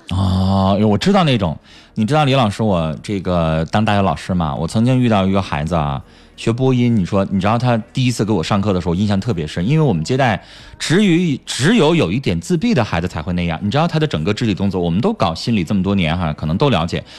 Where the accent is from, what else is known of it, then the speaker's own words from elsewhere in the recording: Northeast China, China; accent: Northeastern; 咱们东北话